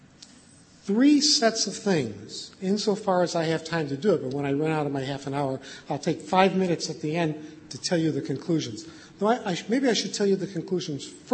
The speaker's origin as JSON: {"language": "English", "country": "United States", "said": "I am totally American"}